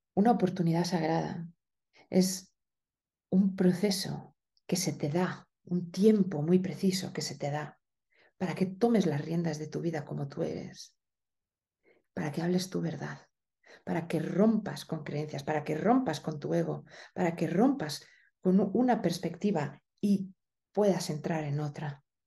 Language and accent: Spanish; Spain; moved away; also born or lived in Italy; en España hablamos como de una manera muy directa, pero también muy agresiva